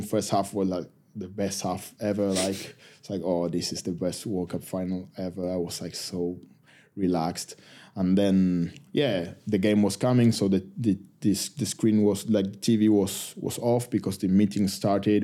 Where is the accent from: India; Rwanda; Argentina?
Argentina; first language Spanish; English is a second language; moved away as an adult; now in United Kingdom; we love our country